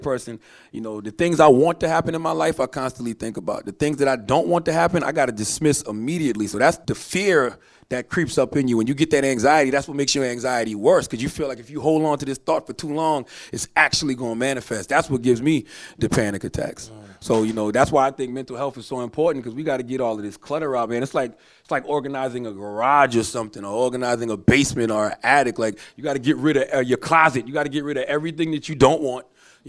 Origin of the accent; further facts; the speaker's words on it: the South, United States; You know, I'm from the South, so I grew up around great therapists who needed therapists themselves.